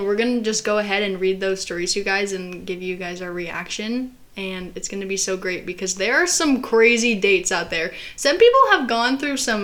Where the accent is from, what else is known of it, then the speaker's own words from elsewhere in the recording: Arizona, United States; in Arizona, in our school, it was like, as soon as you turned 16